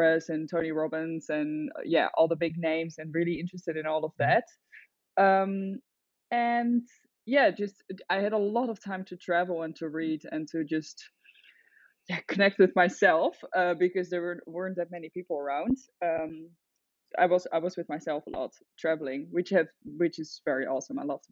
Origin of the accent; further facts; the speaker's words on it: The Hague, South Holland, Netherlands; moved away as an adult; also born or lived in Utrecht / Amsterdam; now in Byron Bay, Australia; I'm originally from the Netherlands. I grew up in The Hague, then I moved to the countryside